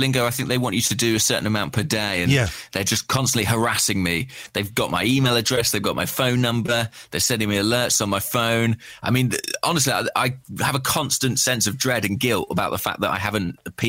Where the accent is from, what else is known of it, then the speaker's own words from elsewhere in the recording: England, United Kingdom; as an Englishman